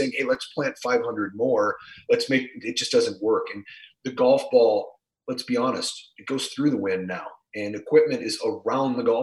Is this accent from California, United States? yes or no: no; Minnesota, United States; also born or lived in San Diego; now in Los Angeles, United States; as a Minnesotan